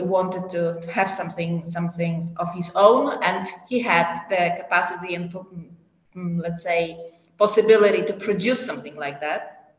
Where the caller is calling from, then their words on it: Poland; I'm joining you from Poland.